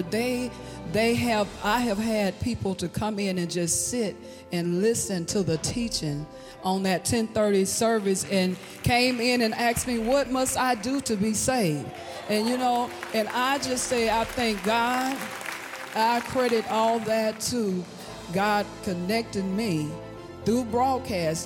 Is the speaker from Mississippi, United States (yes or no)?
yes; Hattiesburg, Mississippi, United States; I'm from Hattiesburg, Mississippi